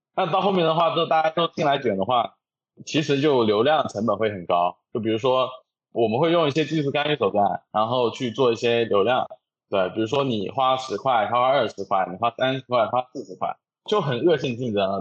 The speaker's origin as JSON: {"language": "Chinese", "region": "Jiangxi", "country": "China", "said": "我是江西人"}